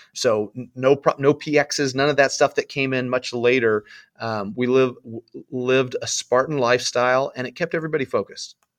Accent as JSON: {"language": "English", "region": "Southern California", "country": "United States", "tie": "born or raised there", "also_born_or_lived": "Oklahoma", "said": "Born and raised in Southern California"}